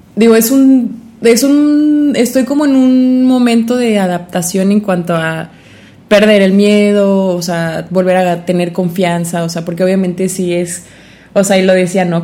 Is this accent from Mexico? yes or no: yes; Mexico; como mexicanos